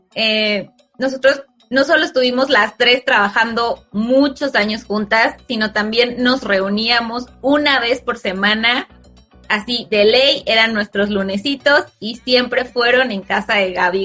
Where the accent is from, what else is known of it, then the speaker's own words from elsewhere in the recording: Mexico; como mexicano